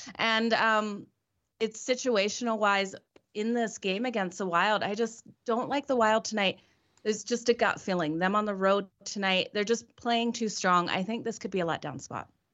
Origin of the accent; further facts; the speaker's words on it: Australia; I'm Australian born.